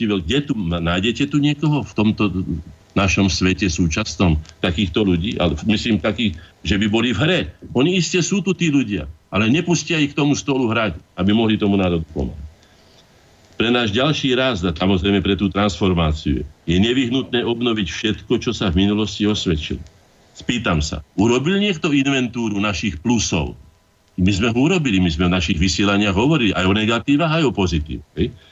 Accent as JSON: {"language": "Slovak", "country": "Slovakia"}